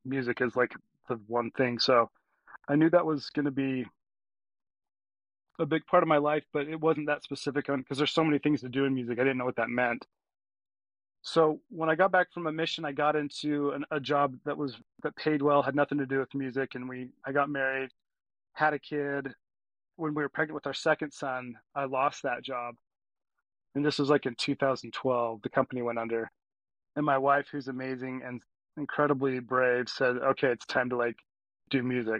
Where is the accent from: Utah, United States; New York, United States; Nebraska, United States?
Utah, United States; Cedar Hills; also born or lived in Texas / Alpine, Utah / Pittsburgh, Pennsylvania; I was born in Texas and then moved to Utah like when I was 5 or 6, and I grew up in Cedar Hills